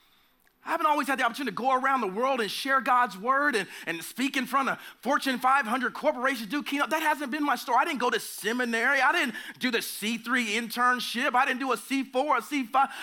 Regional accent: Oklahoma, United States; I'm from the South or the Midwest, whatever you consider Oklahoma

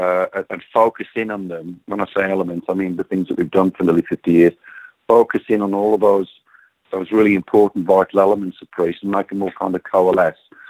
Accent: West Midlands, United Kingdom; moved away as an adult; now in Phoenix, United States; Being born and raised in the Midlands, the home of heavy metal

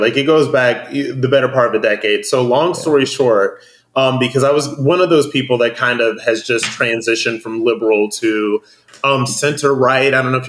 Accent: Akron, Ohio, United States; moved away; I'm from Akron, Ohio. Yeah. There's nothing there. It was at the point when I was growing up, it was very much working class or lower middle class, but it just, there's nothing there.

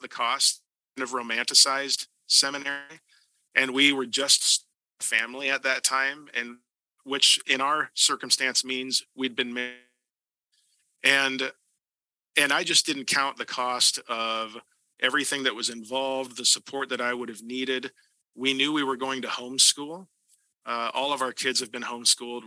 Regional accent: Newton, Iowa, United States; I live in Newton, Iowa. It is my hometown

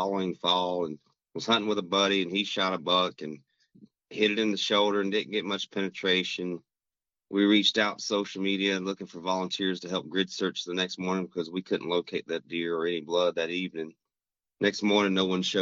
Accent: Rock Hill, South Carolina, United States; moved away as an adult; also born or lived in Minnesota; now in Twin Cities, United States; I'm originally from South Carolina, a town called Rock Hill, which is just south of Charlotte, North Carolina

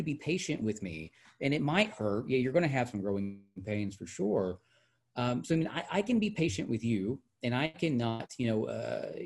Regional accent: Hot Springs, Arkansas, United States; I'm from Hot Springs, and that, you know, we are of this state, that we are products of this state

